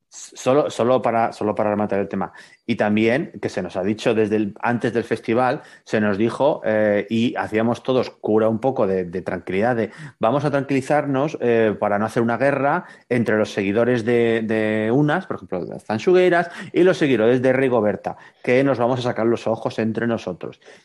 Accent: Burgos, Castile and León, Spain; yo soy de Burgos

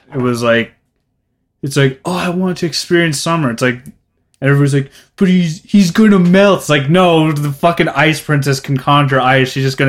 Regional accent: Red Deer, Alberta, Canada; Not by the description they give. Not like I really don't give a shit about my hometown.

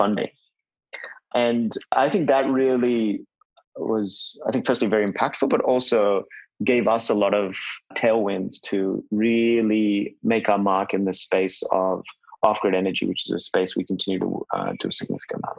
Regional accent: India; in my early days growing up in India, my hometown would have at least 6-7 hours of kerosene use each day

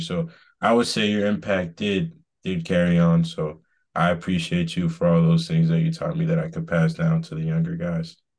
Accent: Boston, Massachusetts, United States; moved away as an adult; also born or lived in Georgia; I'm from Boston, um, originally

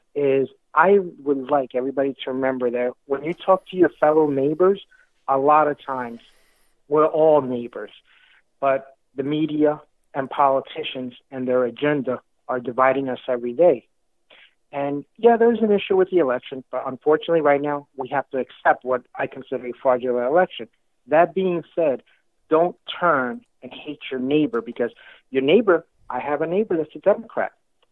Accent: New York City, New York, United States; I'm Hispanic, and I grew up in New York City. I'm pretty sure you can hear the little accent, right?

